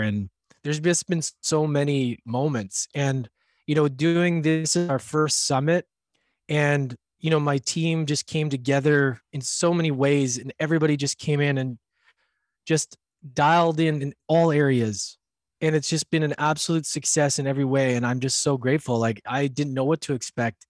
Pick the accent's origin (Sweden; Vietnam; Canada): Canada; I'm from Canada, so we, my, all my family came from Europe